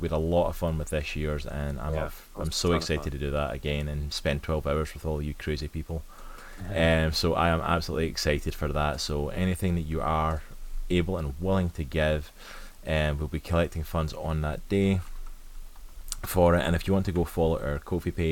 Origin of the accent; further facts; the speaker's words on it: Scotland, United Kingdom; I'm from Scotland.